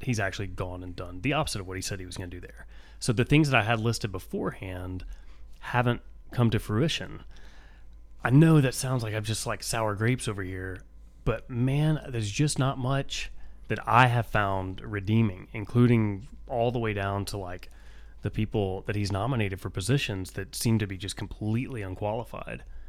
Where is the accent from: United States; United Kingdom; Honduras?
United States; I'm an American